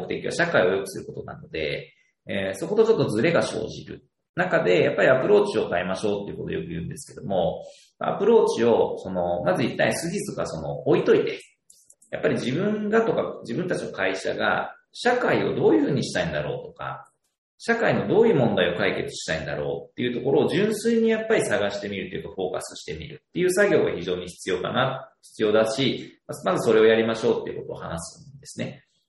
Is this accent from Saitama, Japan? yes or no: no; Mino, Gifu, Japan; moved away as an adult; ふるさとが岐阜県の美濃市なんですけども